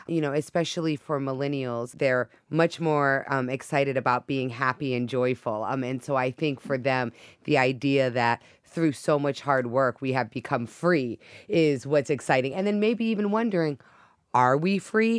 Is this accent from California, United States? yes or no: no; Hawaii, United States; now in Boston, United States; growing up in Hawaii